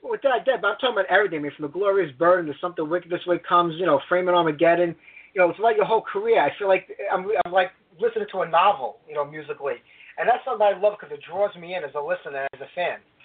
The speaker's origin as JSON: {"language": "English", "region": "New York", "country": "United States", "tie": "born or raised there", "said": "New York when you get to my hometown"}